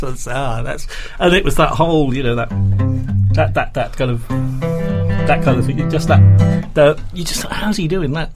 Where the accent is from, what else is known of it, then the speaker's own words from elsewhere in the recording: Shrewsbury, West Midlands, United Kingdom; moved away; I grew, I grew up in Shrewsbury